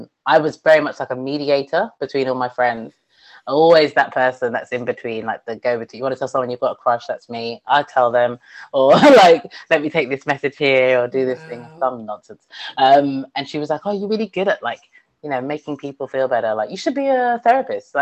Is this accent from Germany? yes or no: no; London, United Kingdom; also born or lived in Bangor, North Wales; I grew up in London